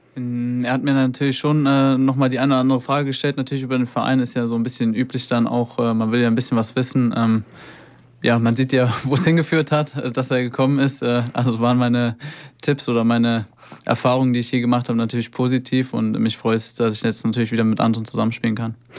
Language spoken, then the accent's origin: German; Hofheim am Taunus, Hesse, Germany; in meinem Heimatort äh, in Hofheim. Da bin ich aufgewachsen